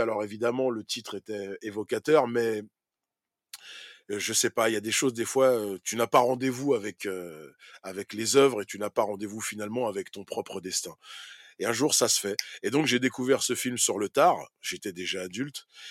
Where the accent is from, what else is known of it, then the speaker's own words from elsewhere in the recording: France; Pour nous, en tant que Français